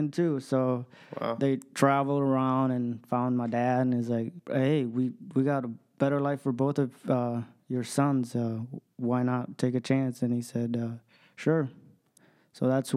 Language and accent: English; Ethiopia; moved away; I was born in Ethiopia, in a small village